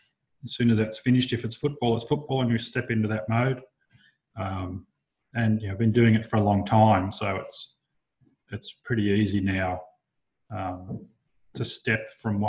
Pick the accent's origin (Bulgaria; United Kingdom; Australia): Australia; Dubbo, New South Wales; moved away as an adult; also born or lived in Canberra; now in Wagga Wagga, Australia; I grew up in Dubbo